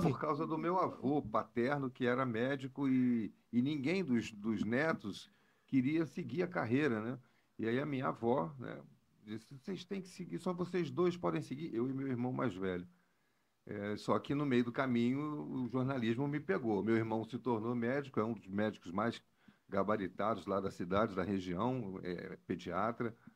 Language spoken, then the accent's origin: Portuguese; Campos dos Goytacazes, Rio de Janeiro, Brazil; moved away; campista, nasci em Campos, nos Coitacazes, na época que chamava só Campos.